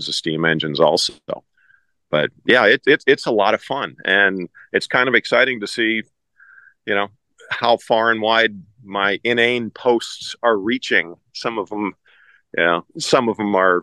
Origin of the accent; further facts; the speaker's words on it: about 30 miles west of Fargo, eastern North Dakota, United States; I'm from eastern North Dakota, about 30 miles west of Fargo